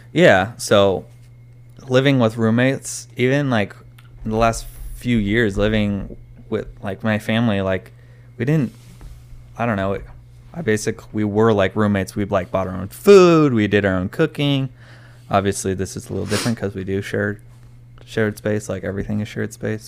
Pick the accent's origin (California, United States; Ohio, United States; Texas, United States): California, United States; also born or lived in Arizona; I was born in Arizona and then we moved to California.